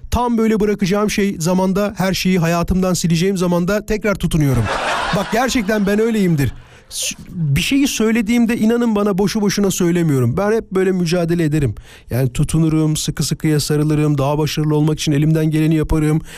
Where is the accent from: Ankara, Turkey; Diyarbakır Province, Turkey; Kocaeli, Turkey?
Kocaeli, Turkey; İzmit; İzmit'te büyüdüm